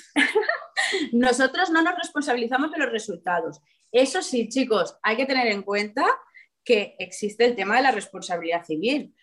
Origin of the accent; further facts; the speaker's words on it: Gandia, Valencian Community, Spain; yo soy de Gandía, viene mucho turista, gente de Madrid